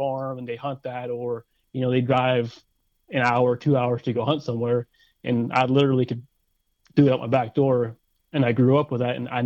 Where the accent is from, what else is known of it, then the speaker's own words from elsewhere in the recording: Forest County, Pennsylvania, United States; also born or lived in Clarion County, Pennsylvania; I live in Clarion County, and I grew up in Forest County